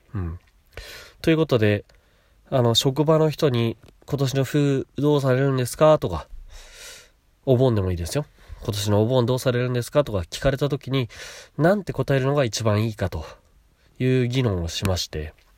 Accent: Chiba, Japan; also born or lived in Kashiwa, Chiba; 千葉で、私の父母が家買って、私とのこと育ててくれた

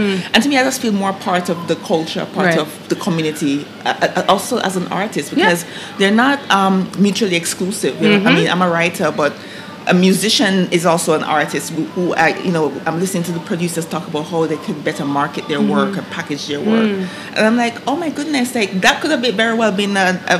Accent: Jamaica; growing up in the Caribbean

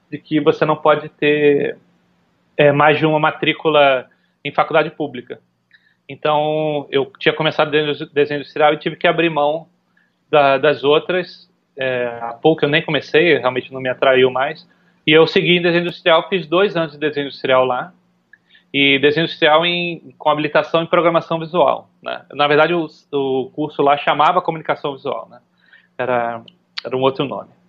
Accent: Recife, Pernambuco, Brazil; also born or lived in São Paulo / Rio de Janeiro; eu nasci em São Paulo, fiquei um tempo em São Paulo, depois eu, eu vim para o Rio ainda muito pequeno, depois a gente foi para Recife. Eu considero Recife a, a, a, o meu lar, assim, né? Onde eu cresci

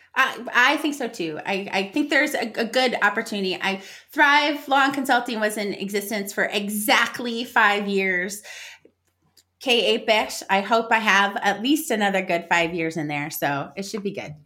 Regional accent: United States; being American

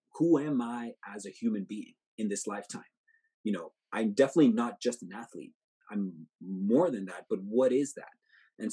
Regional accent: Montreal, Quebec, Canada; I'm from Montreal

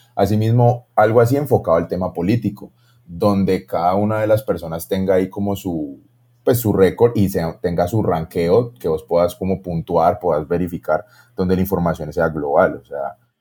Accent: Colombia; todos somos aquí colombianos

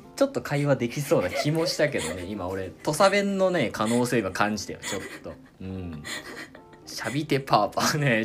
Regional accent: Kochi, Japan; accent: Tosa dialect; moved away as an adult; now in France; 僕やったら高知県出身なんですけど

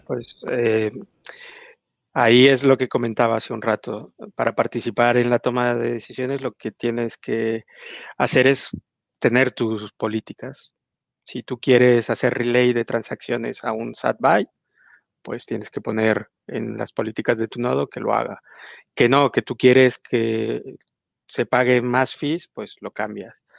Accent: Mexico; yo soy mexicano

